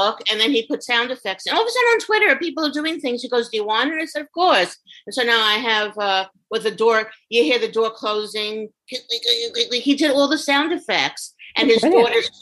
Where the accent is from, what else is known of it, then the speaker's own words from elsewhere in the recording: New York City, New York, United States; I'm from Brooklyn